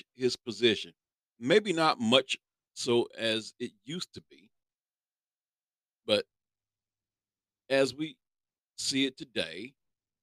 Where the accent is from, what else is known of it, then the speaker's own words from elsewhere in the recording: Kansas, United States; I'm from Kansas